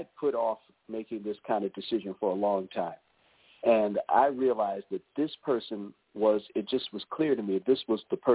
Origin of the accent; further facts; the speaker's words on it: Maryland, United States; moved away as an adult; now in North Carolina, United States; We're originally from the Maryland area